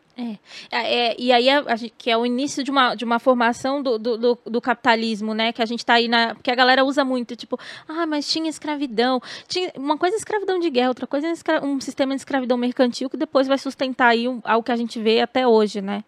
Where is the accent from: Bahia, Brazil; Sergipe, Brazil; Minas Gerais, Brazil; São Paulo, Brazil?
Bahia, Brazil; sou baiana